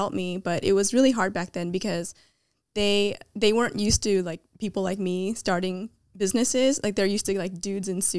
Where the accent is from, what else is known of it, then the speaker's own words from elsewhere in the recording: Milpitas, California, United States; I grew up in Milpitas, which was a really small town